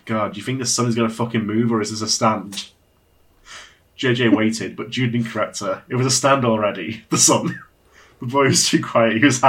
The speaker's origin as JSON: {"language": "English", "country": "United Kingdom", "said": "I'm a British."}